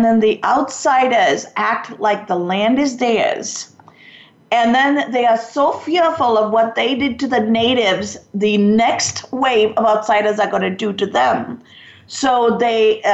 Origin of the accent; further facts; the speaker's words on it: Sri Lanka; moved away; I'm from Sri Lanka